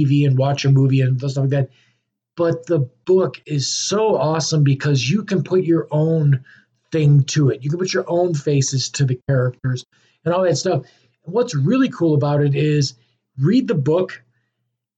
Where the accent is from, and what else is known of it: United States